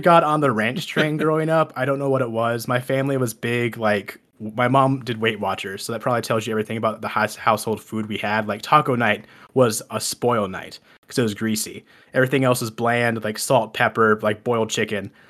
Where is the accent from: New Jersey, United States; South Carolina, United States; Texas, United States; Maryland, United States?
Texas, United States; I'm originally from Texas.